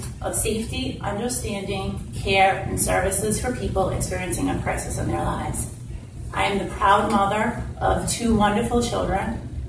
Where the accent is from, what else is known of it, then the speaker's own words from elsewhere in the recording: New Bedford, Massachusetts, United States; I am running to be the Ward 1 City Councilor. I was born and raised in the Whaling City. I am the product of New Bedford Public Schools.